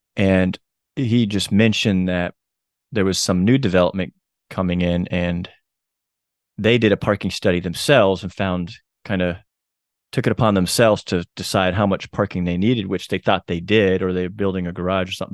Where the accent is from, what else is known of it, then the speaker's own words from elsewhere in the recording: Chattanooga, Tennessee, United States; just happens to be my hometown